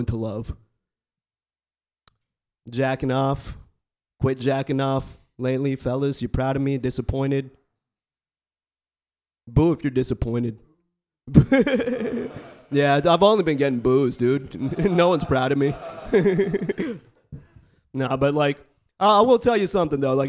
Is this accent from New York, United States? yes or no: no; Bay Area, California, United States; I was born and raised in the Bay Area.